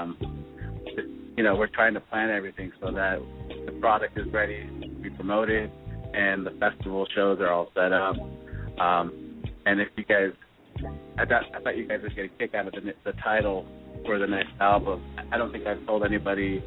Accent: Southern California, United States; born or raised there

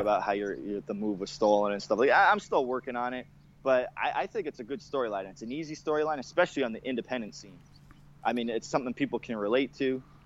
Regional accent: Canada; I'm a Canadian, Canadian

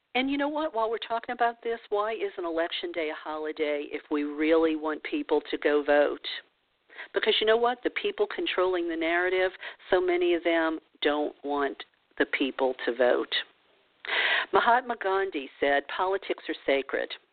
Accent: New Orleans, Louisiana, United States; I grew up in the New Orleans region of the of the South, uh, southern portion of the United States

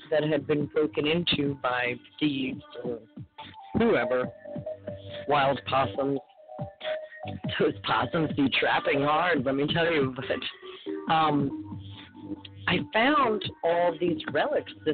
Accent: Los Angeles, California, United States; I was from North Hollywood

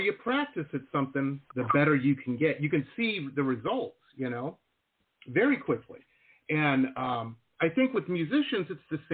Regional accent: Detroit, Michigan, United States; when I was a kid, I lived in Metro Detroit.

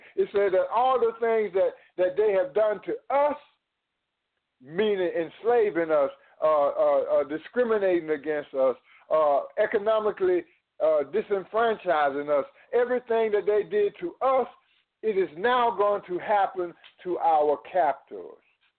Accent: United States; as American citizens

